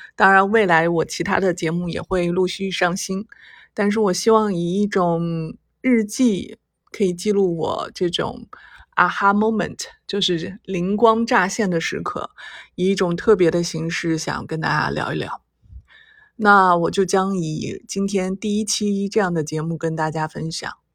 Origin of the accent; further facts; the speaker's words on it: China; 我们中国人